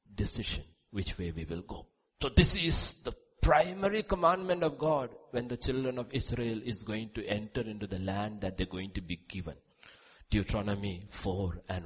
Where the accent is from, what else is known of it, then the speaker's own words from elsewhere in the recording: India; We were all born in India, right? As Indian citizens